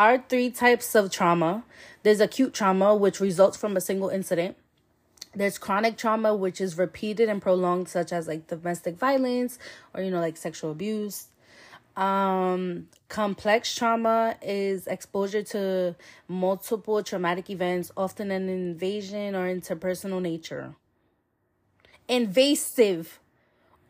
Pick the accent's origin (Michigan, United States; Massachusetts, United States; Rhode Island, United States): Rhode Island, United States; Providence; I'm from Providence, Rhode Island